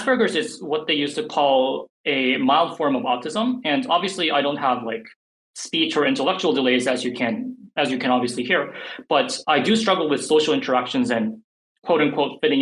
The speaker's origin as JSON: {"language": "English", "country": "South Korea", "tie": "born or raised there", "first_language": "English", "said": "even though I grew up in Korea, my first language was actually English."}